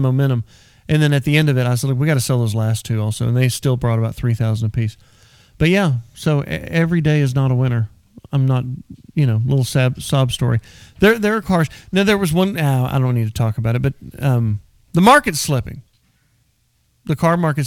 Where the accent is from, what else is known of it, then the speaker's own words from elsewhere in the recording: Texas, United States; I'm a Texan